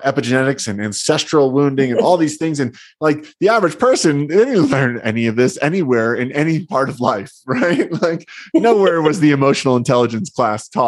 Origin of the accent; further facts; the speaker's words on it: New Jersey, United States; I grew up in New Jersey, and I remember being a little boy taking field trips